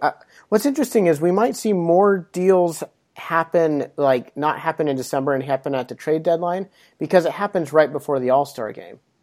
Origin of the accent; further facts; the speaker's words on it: Pocatello, Idaho, United States; I'm from Pocatello